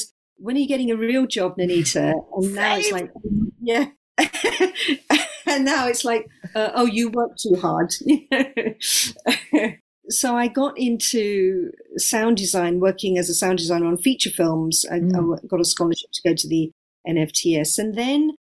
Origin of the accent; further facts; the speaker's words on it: London, United Kingdom; I was born and brought up in London, in Southwest London.